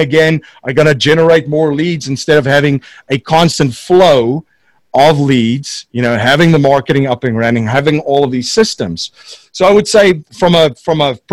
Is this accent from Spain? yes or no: no; South Africa; moved away as an adult; now in Newtown, United States; I'm originally from South Africa, came to the States in the early